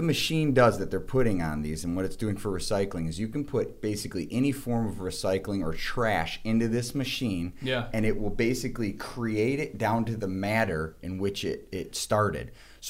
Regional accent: Livonia, Michigan, United States; And I'm actually from Livonia, Michigan as well.

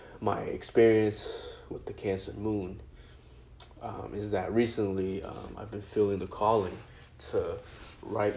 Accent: China; moved away; when I was born, when I was in China, and talking about my grandparents and just the people I grew up with in China

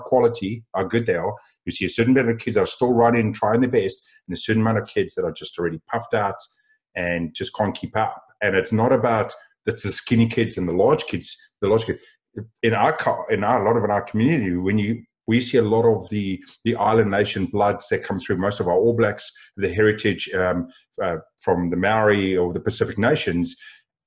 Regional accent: South Africa; Being a South African, we eat meat and potatoes.

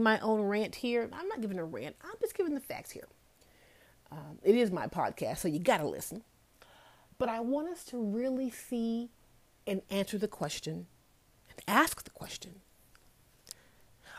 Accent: United States; I am African American

